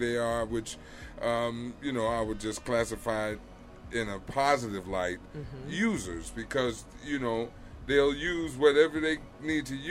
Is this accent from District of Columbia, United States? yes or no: no; Chicago, Illinois, United States; Being a true Chi-Town kid, growing up on the South Side